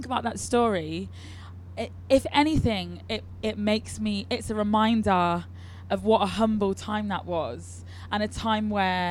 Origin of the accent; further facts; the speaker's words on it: Leicester, East Midlands, United Kingdom; also born or lived in London; Leicester where I'm from